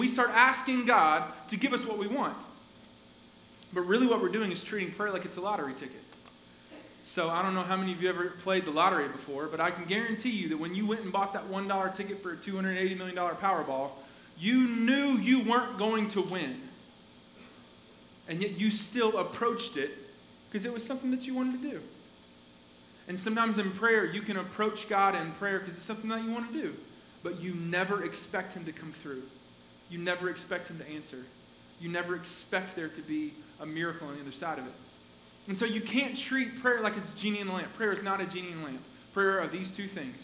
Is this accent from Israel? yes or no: no; Asheville, North Carolina, United States; I was born in Asheville in North Carolina, like up in the mountains.